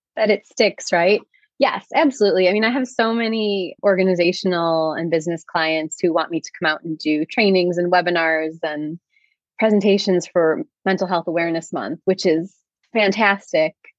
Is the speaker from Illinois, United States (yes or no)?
yes; Chicago, Illinois, United States; I grew up in Chicago